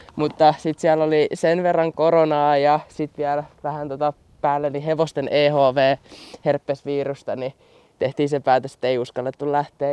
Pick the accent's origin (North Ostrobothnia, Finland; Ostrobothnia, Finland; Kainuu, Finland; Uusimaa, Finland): Uusimaa, Finland; Pukkila; mun kotikylässä Pukkilassa